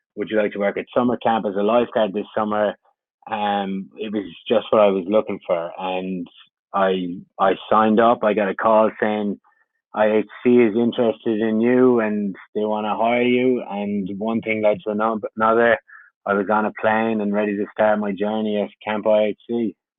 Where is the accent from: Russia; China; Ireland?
Ireland; moved away as an adult; I came from Ireland. I had just finished my degree